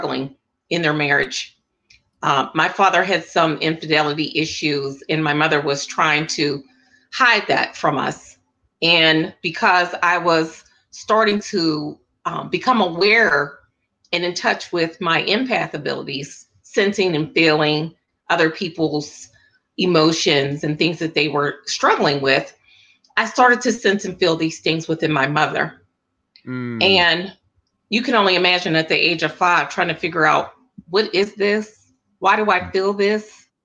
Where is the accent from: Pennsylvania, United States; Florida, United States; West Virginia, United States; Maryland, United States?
Pennsylvania, United States; Pittsburgh; I'm from Pittsburgh, Pennsylvania, born and raised here